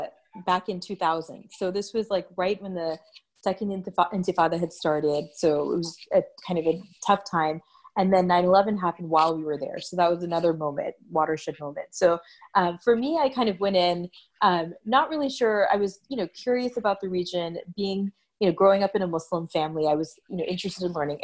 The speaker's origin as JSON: {"language": "English", "region": "Texas", "country": "United States", "tie": "born or raised there", "said": "So I grew up in Texas."}